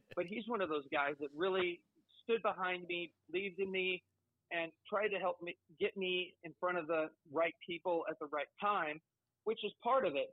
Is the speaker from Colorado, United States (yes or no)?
yes; Colorado, United States; I'm from Colorado.